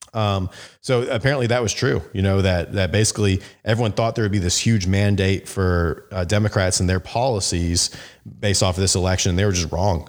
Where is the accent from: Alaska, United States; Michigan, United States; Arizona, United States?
Arizona, United States; also born or lived in Phoenix, Arizona; It's my, my home state. I live in, in Phoenix, Arizona